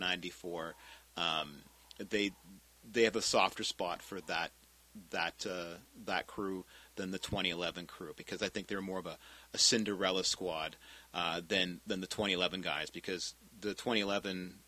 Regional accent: Richmond, British Columbia, Canada; I'm from Richmond

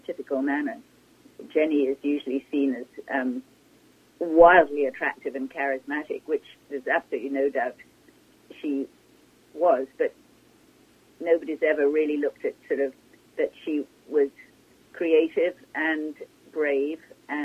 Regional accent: England, United Kingdom; moved away as an adult; I come from England, and when I first arrived here

